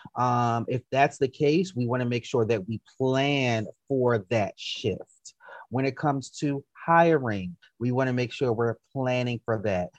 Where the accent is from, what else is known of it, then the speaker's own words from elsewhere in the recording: DC, PG County, Maryland, United States; moved away as an adult; also born or lived in Baltimore, Maryland; now in Atlanta, United States; I grew up in Maryland, went to school in Maryland, and even though growing up in DC, PG County, Maryland, versus going to college in Baltimore